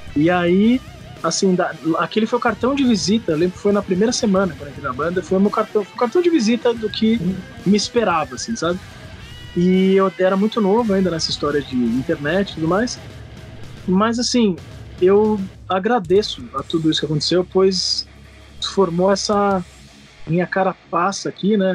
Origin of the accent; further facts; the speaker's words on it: São Paulo, Brazil; also born or lived in Recife; eu vim de São Paulo, sou de São Paulo